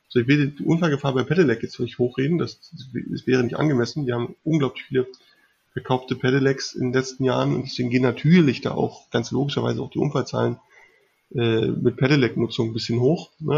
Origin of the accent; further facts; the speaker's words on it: Berlin, Germany; ich komme aus Berlin